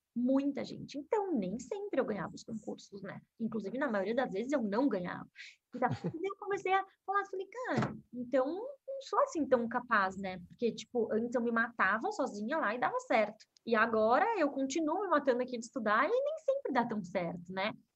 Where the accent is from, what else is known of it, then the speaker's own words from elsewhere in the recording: Porto Alegre, Rio Grande do Sul, Brazil; eu sou gaúcha, né? Nasci em Porto Alegre e eu comecei a, a estudar música nova com seis, sete anos.